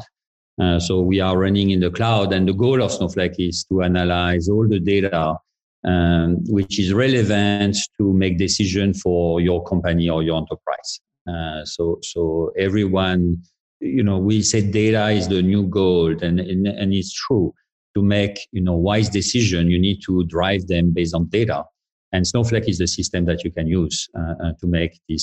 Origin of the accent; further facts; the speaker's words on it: France; moved away as an adult; I was born in France. So I did all my studies in France, and my PhD also was in France